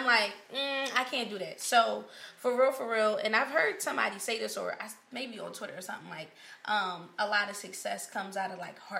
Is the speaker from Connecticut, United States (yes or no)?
no; Philadelphia, Pennsylvania, United States; I'm from North Philly.